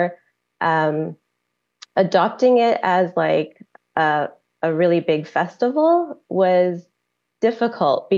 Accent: Richmond, British Columbia, Canada; now in Surrey, Canada; I grew up in Richmond, but we didn't celebrate Christmas in our family.

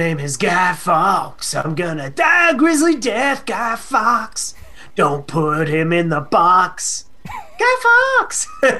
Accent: Nevada, United States; Oh, I love my home state.

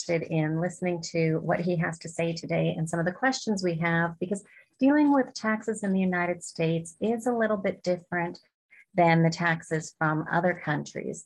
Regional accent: Canada; moved away; I'm from Canada

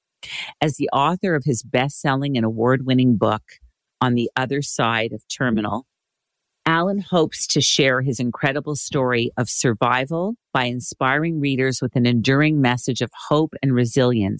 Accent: Montreal, Quebec, Canada; Born and raised in Montreal, Quebec, my hometown, great place

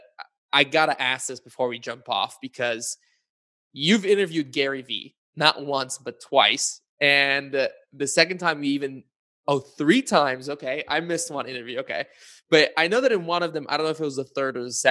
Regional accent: Bulgaria; moved away; I was born in Bulgaria and I still spend quite a bit of time in Bulgaria

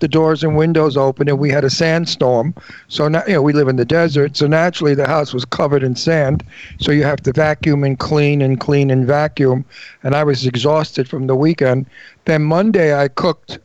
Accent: New York, United States; I come from New York, where we watch our words.

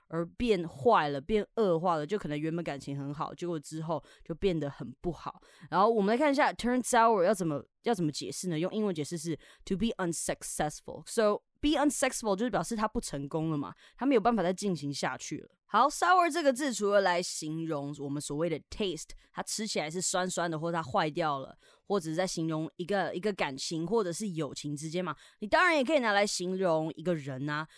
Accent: Taiwan; 我们台湾人

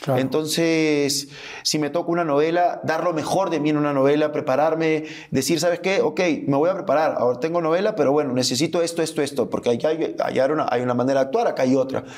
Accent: Peru; moved away as an adult; also born or lived in Argentina; now in Mexico; soy peruano, amo mi país como no te imaginas, soy orgulloso del país que nací

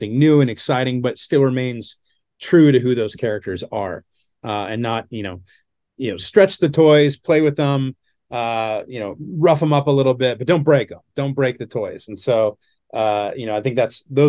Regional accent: Southern California, United States; I'm from Southern California

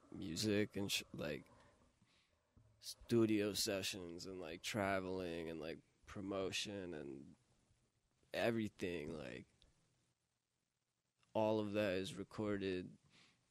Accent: Buffalo, New York, United States; I'm from Buffalo

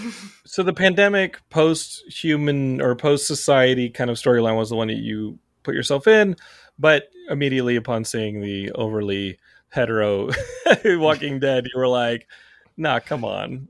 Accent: Texas, United States; Texas, my home state

